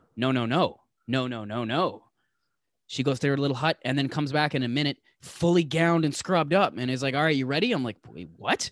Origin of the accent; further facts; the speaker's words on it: Toronto, Ontario, Canada; I'm from Toronto.